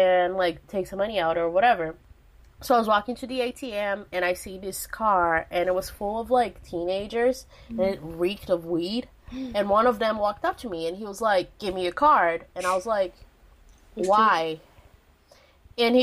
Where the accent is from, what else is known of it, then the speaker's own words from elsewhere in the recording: Belo Horizonte, Minas Gerais, Brazil; in my hometown in Brazil, in Belo Horizonte